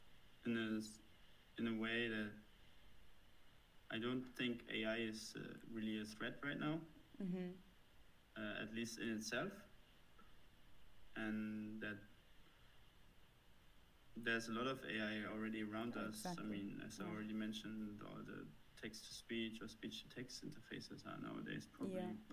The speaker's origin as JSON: {"language": "English", "country": "Germany", "accent": "German", "said": "don't know, German accent"}